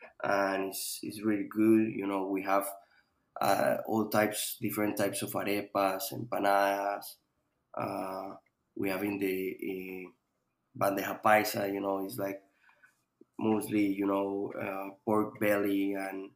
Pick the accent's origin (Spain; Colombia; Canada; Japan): Colombia; moved away as an adult; now in Miami, United States; I'm from Colombia.